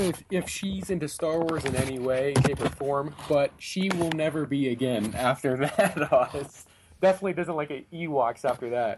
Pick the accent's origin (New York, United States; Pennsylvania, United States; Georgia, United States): Pennsylvania, United States; I'm from Pennsylvania